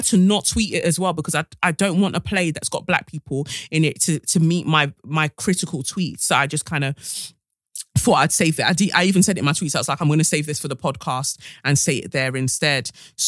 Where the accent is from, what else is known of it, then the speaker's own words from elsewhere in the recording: London, United Kingdom; Growing up in London, white people have been extremely racist to me.